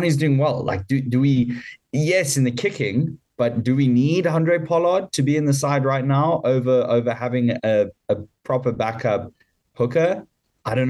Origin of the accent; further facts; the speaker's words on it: South Africa; As a South African